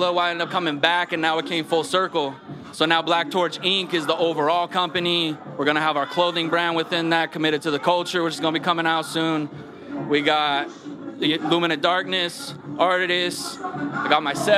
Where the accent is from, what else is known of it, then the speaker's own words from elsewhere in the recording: Arizona, United States; also born or lived in Portland, Oregon / Tucson, Arizona; I was born in Portland, Oregon. But then, you know, fourth grade, we moved to Arizona